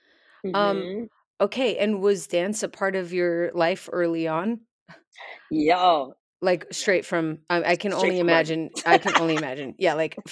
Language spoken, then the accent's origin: English; Colorado, United States; now in Los Angeles, United States; I'm from Colorado, born and raised.